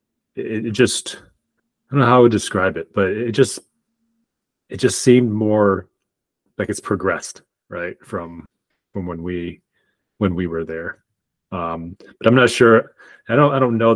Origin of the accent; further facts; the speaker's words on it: Lansing, Michigan, United States; moved away as an adult; also born or lived in Arkansas; now in Irvine, United States; growing up in Michigan